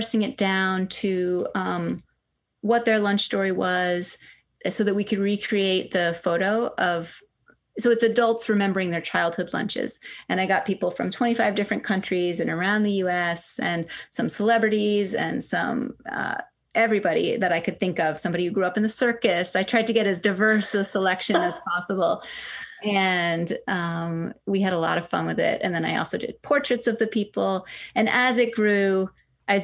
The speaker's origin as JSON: {"language": "English", "town": "Cooperstown", "region": "New York", "country": "United States", "tie": "born or raised there", "said": "I grew up in Cooperstown, New York, which is upstate, small town"}